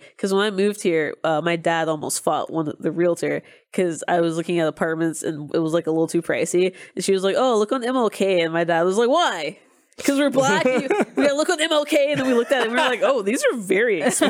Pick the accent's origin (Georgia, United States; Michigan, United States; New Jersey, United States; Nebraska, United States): Georgia, United States; I'm from Georgia. Every other school or street is like Robert E. Lee Boulevard or Robert E. Lee High.